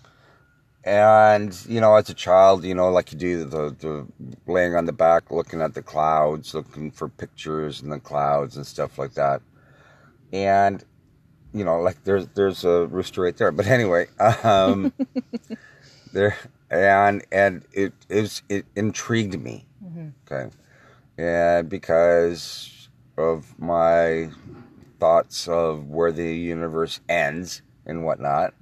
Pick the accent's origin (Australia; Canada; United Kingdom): Canada; Toronto, Ontario; also born or lived in Oakville, Ontario; I'm from Toronto, Ontario, Canada